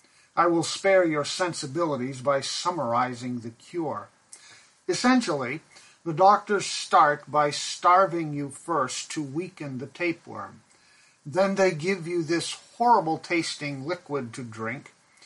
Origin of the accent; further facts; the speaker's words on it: Pakistan; was a child, growing up in Pakistan, where my parents served as missionaries